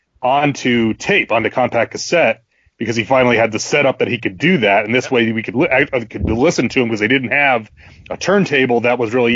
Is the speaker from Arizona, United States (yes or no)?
no; New York, United States; now in South Carolina, United States; Jay and I growing up in New York